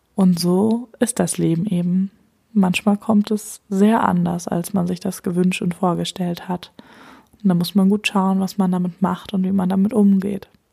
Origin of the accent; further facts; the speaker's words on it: Germany; hier bei uns in Deutschland